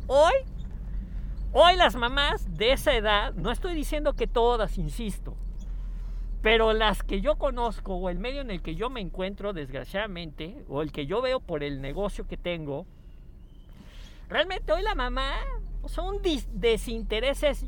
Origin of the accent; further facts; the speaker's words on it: Mexico; les hablo de México